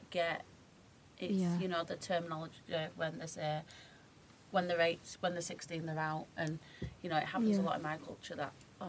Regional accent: Keighley, Yorkshire and the Humber, United Kingdom; Keighley where I'm from.

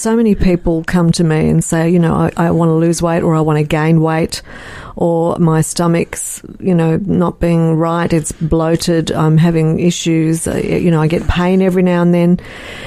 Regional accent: Melbourne, Victoria, Australia; moved away as an adult; I came back to Melbourne a year and a half ago after being away for 15 years, and this is my hometown

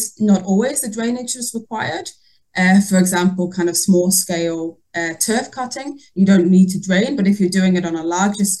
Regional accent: Yorkshire and the Humber, United Kingdom; also born or lived in Netherlands / New Zealand; now in Denmark; I grew up in North Yorkshire, so by the Yorkshire Moors

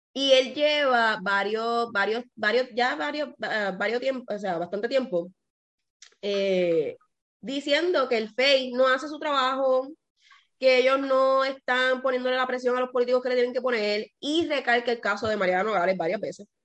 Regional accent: Puerto Rico; yo soy de Puerto Rico

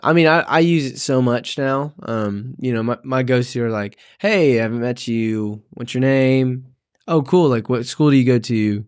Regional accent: Tennessee, United States; moved away as an adult; we're originally from Tennessee

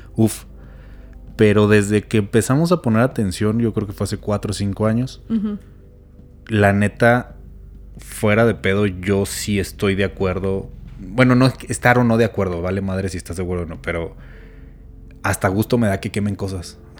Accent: Chihuahua, Mexico; soy de Chihuahua

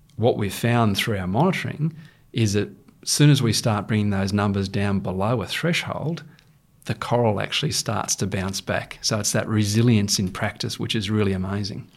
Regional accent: Rockhampton, Queensland, Australia; I was born in Rockhampton

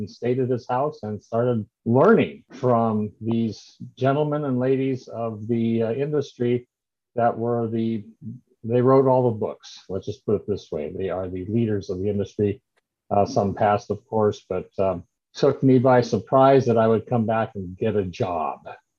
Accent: Central Valley, California, United States; I'm a Californian, a second generation, grew up in the Central Valley

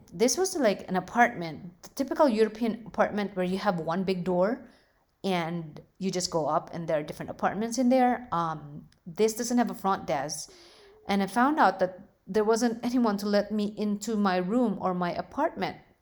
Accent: Philippines; now in United States; growing up in the Philippines

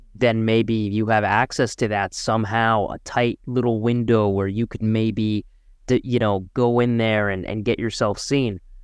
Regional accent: Markham, Ontario, Canada; Alex and I grew up in Markham, the Greater Toronto Area

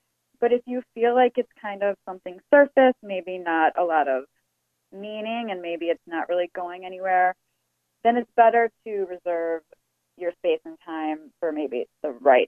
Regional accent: Chicago, Illinois, United States; moved away; I'm actually originally from Chicago

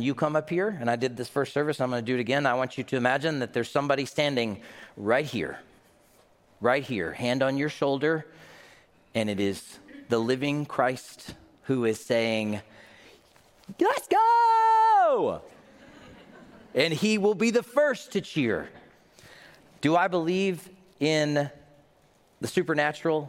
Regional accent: the South, United States; I grew up in the South

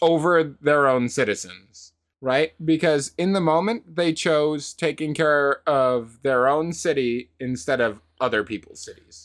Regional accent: United States; Just as an American

